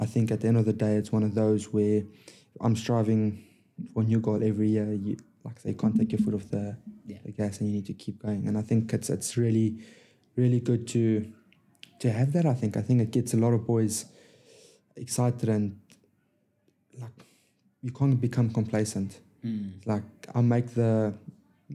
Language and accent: English; South Africa; moved away as an adult; now in England; growing up in South Africa